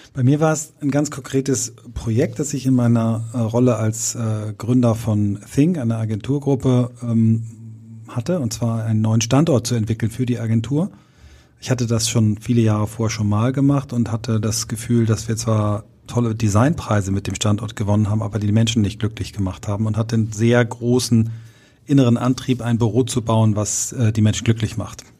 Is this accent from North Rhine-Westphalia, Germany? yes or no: no; Kiel, Schleswig-Holstein, Germany; gab es in Kiel in meiner Heimatstadt immer diese Anzeigenblätter mittwochs